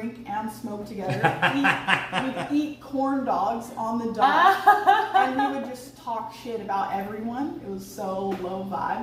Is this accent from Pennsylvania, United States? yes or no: no; Hawaii, United States; moved away as an adult; also born or lived in Los Angeles; I grew up in Hawaii